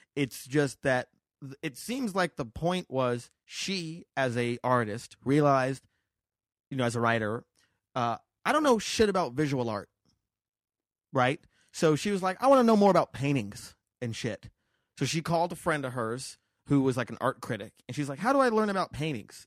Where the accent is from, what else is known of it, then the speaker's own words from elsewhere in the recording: Las Vegas, Nevada, United States; also born or lived in New York; now in Los Angeles, United States; I grew up in Vegas